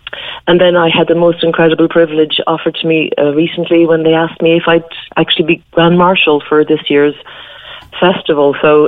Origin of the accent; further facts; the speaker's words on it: Blarney, Munster, Ireland; accent: Irish; now in London, United Kingdom; I'm a chatterbox because I come from Blarney, they'll say, oh, you've got an Irish accent.